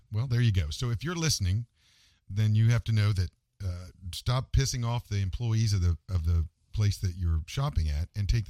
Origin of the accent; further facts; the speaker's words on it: West Virginia, United States; I'm from West Virginia.